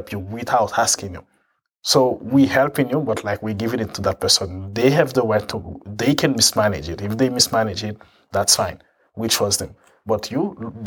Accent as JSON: {"language": "English", "country": "Haiti", "tie": "born or raised there", "moved": "yes", "lives_now": "United States", "said": "growing up in Haiti"}